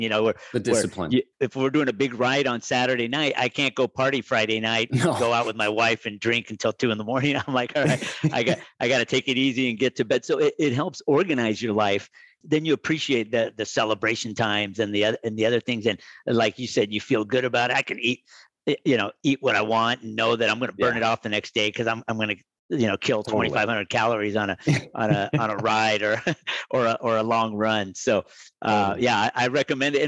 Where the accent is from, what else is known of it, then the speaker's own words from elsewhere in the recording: Medellín, Antioquia, Colombia; now in United States; I was born in Medellin, Colombia, where we're known for our climbing